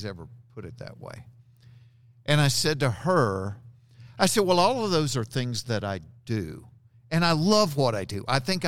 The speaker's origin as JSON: {"language": "English", "region": "Georgia", "country": "United States", "tie": "born or raised there", "said": "Growing up in Georgia, I don't say that."}